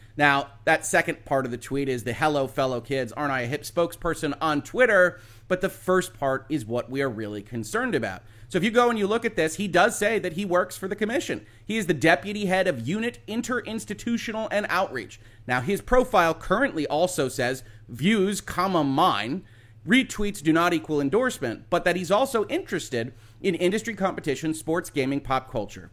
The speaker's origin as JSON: {"language": "English", "country": "United States", "said": "as an American"}